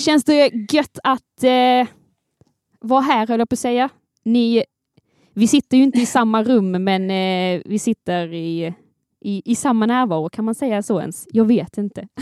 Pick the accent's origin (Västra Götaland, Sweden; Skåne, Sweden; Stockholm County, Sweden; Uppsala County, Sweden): Skåne, Sweden; jag är skåningen här